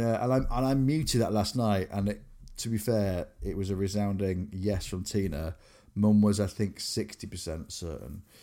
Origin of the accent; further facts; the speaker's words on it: Grimsby, Yorkshire and the Humber, United Kingdom; moved away as an adult; also born or lived in Cleethorpes / Exeter; growing up in Grimsby, V K H on Victoria Street